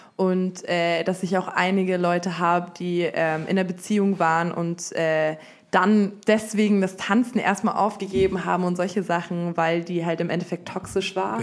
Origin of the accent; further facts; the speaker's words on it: Munich, Bavaria, Germany; moved away as an adult; now in Berlin, Germany; ich komme ursprünglich aus München